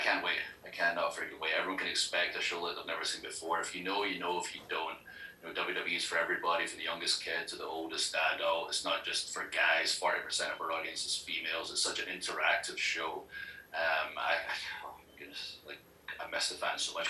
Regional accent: Scotland, United Kingdom; now in United States; Scotland. I'm from Scotland

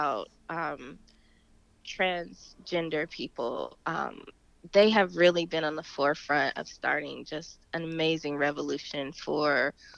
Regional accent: Dayton, Ohio, United States; moved away; I am originally from Dayton, Ohio

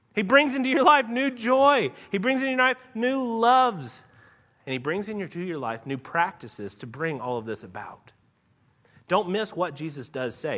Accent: Nashville, Tennessee, United States; born or raised there; accent: a little drawl; moved away as an adult; now in Louisville, United States

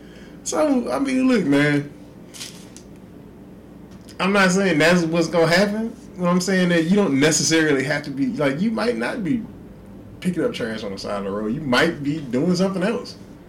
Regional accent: Houston, Texas, United States; I just wanted to say, as a Houston kid

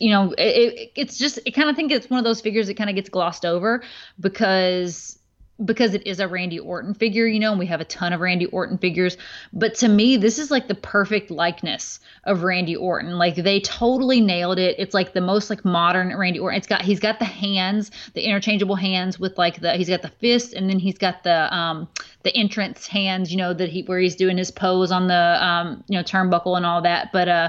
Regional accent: the Bible Belt, United States; Of course, I'm from the Bible Belt small town, you know, like that it was totally against anything.

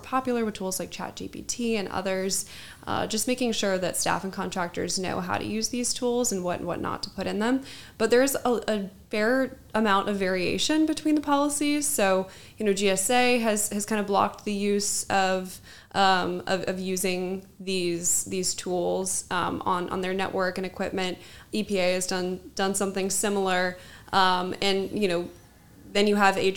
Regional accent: Seattle, Washington, United States; also born or lived in Las Vegas, Nevada / Phoenix, Arizona; now in Washington, D.C., United States; I'm originally from the West Coast. I'm from Seattle. I went to high school in Las Vegas and I went to college in Phoenix, Arizona.

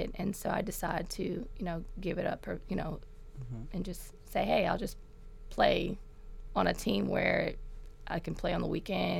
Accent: Memphis, Tennessee, United States; Orange Mound. What's up? Throw them O's. Yes, yes, yes.

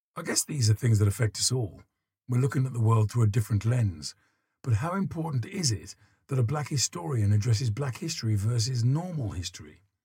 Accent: Dudley, West Midlands, United Kingdom; I grew up in Dudley in the Midlands, and chains are a part of the Black Country flag

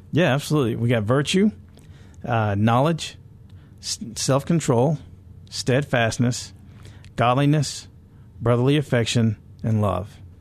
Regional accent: California, United States; I grew up in California

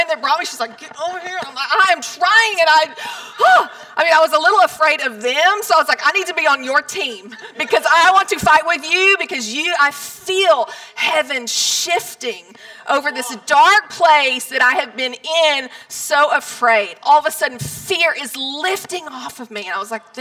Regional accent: Palestine, Texas, United States; moved away as an adult; also born or lived in New York City; I grew up in Palestine. Since I was 2 years old, we were high school sweethearts. I could go to Walmart, the grocery store, to the post office, and I knew 10 to 15 people every single place that I went

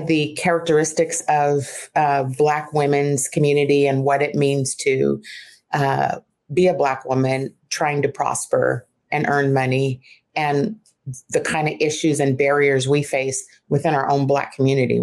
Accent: Fairfield, California, United States; I grew up in the Fairfield area

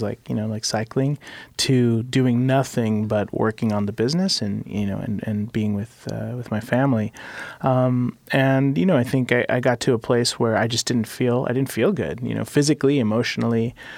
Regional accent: Mexico City, Mexico; now in Portland, United States; I was born in Mexico City

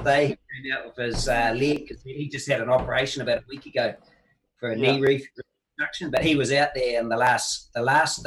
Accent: New Zealand; as a Kiwi

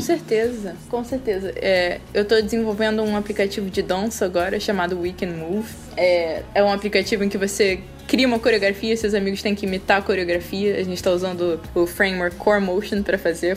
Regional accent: Rio de Janeiro, Brazil; Eu sou carioca, né? Desde que nasci eu moro aqui no Rio

